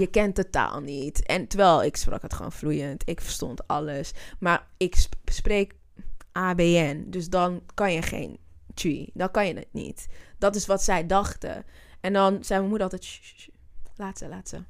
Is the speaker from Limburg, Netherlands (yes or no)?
no; Zwanenburg, North Holland, Netherlands; also born or lived in Amsterdam; ik ben een Amsterdammer, dus ja, Half-half trouwens. Ik ben in Zwanenburg ook opgegroeid.